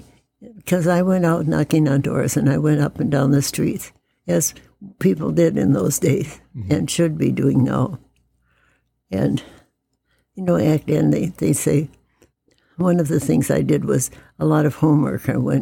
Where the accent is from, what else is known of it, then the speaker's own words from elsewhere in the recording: Wisconsin, United States; also born or lived in Minnesota / Michigan; now in Indiana, United States; I moved here from Michigan, mm-hmm. and I had been brought up and lived in Wisconsin and Minnesota, and I was not aware that Indiana was as conservative and as southern as it was.